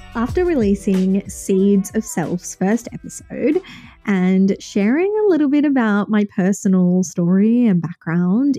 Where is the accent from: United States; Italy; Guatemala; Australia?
Australia; Sydney, New South Wales; born and raised in Sydney, Australia